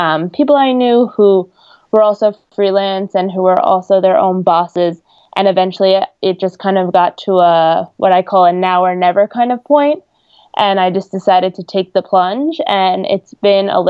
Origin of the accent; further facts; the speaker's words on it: New York, United States; I am from New York, so it made interning in the city during the summer very easy, and I got to just commute every day